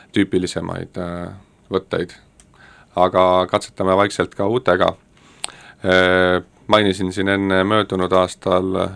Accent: Tallinn, Harju County, Estonia; ma olin põline nõmmekas

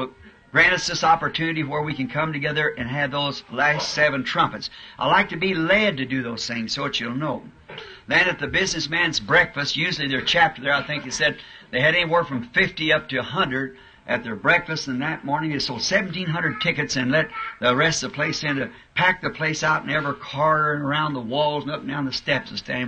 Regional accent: United States; We're not American citizens

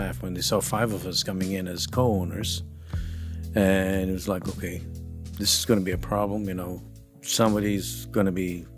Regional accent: Uganda; now in Canada; I got here in 1972. I came as a refugee from Uganda.

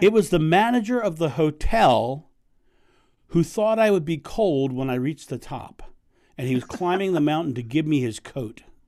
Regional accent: United States; I'm American

